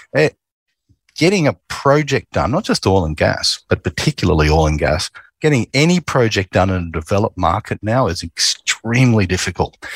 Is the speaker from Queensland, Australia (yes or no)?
yes; Queensland, Australia; I grew up in Queensland